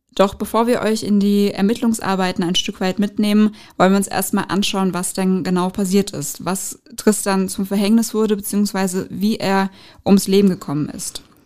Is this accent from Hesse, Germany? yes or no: yes; Frankfurt, Hesse, Germany; Frankfurt ist für mich so, ja, ich bin hier in der Regierung groß geworden